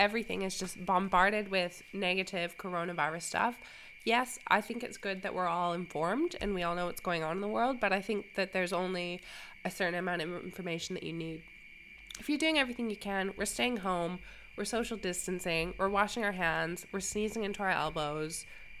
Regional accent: Canada; moved away as an adult; now in Australia; I'm from Canada originally, but I've been in Australia for 5 years now

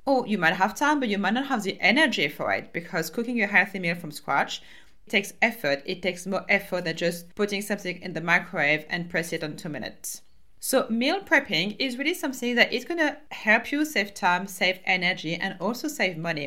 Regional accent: France; accent: French; English is a second language; my French accent

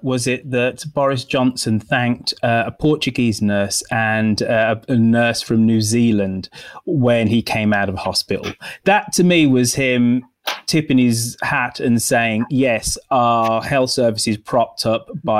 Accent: United Kingdom; But those two institutions are so key to our understanding as being British.

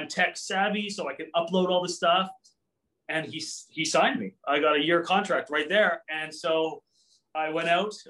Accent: Cambridge, Ontario, Canada; I grew up in the Cambridge Kitchener area

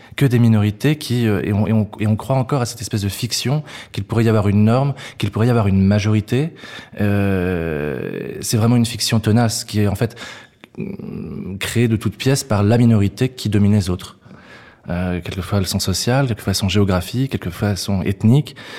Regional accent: Yvetot, Normandy, France; J'ai grandi à Ifto, à 30 km de Rouen

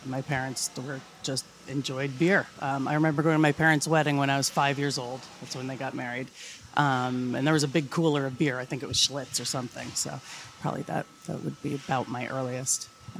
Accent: Vermont, United States; I grew up in Vermont

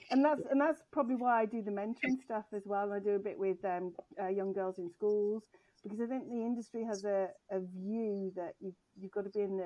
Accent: England, United Kingdom; of being English, I never actually lived in England until I was 21.

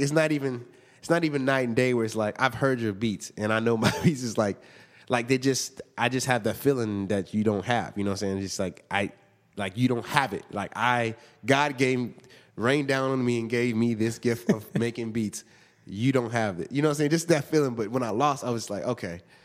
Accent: Inglewood, California, United States; born or raised there; also born or lived in Hawthorne, California

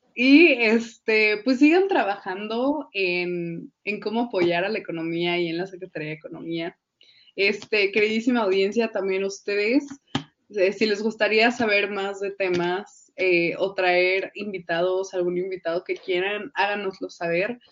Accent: Mexico

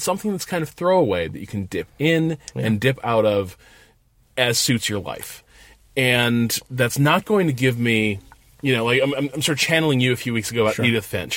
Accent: United States; I'm an American.

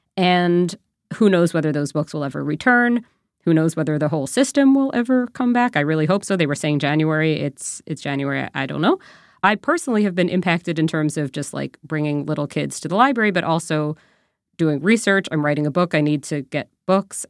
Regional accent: New York, United States; now in Canada; I'm from New York originally

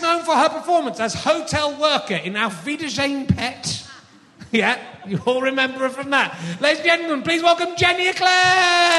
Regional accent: York, Yorkshire and the Humber, United Kingdom; I'm from York originally.

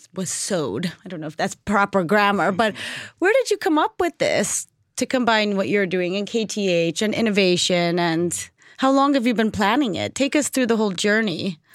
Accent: United States; as an American

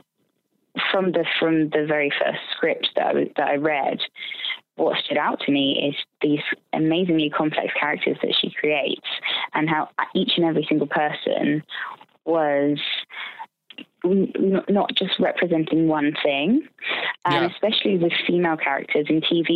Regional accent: United Kingdom; also born or lived in London; I'm a Brit

